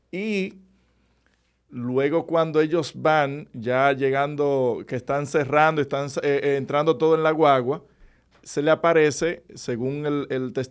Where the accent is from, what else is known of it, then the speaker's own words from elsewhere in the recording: Monte Plata, Dominican Republic; Monte Plata, pues es mi pueblo